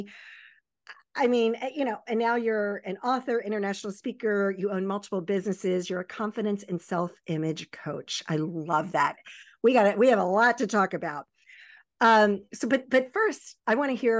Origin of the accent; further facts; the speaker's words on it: Baltimore, Maryland, United States; also born or lived in Virginia Beach, Virginia; I was born in Virginia Beach and raised in the Baltimore Annapolis area